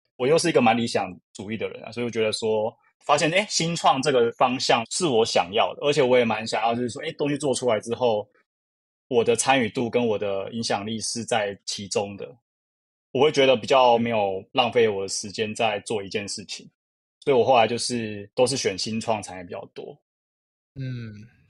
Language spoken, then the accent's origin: Chinese; Kaohsiung, Taiwan; now in Taipei, Taiwan; 我是北漂族，其实我是高雄人